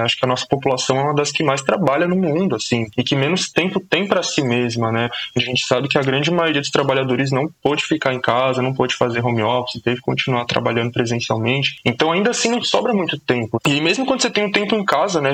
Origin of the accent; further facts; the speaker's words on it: São Paulo, Brazil; Sou da zona norte de São Paulo, nascido e crescido na Brasilândia